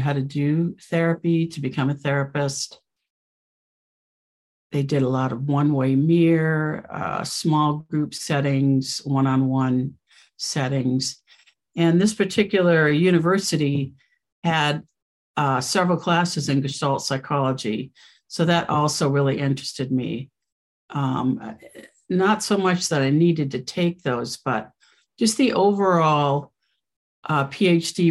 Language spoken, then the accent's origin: English; West Coast, United States; moved away; also born or lived in New York; I'm from the West Coast and I wanted to get back to the West Coast